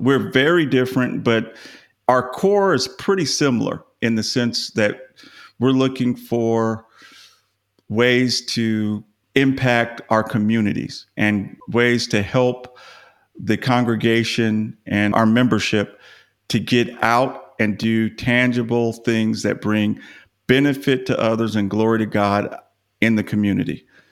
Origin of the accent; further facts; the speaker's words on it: Los Angeles, California, United States; now in Dallas, United States; I grew up in Los Angeles